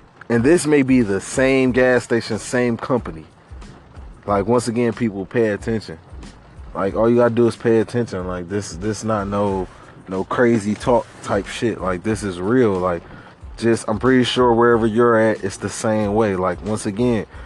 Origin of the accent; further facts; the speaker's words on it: Detroit, Michigan, United States; we from Detroit, Michigan, man. Born and raised on the east side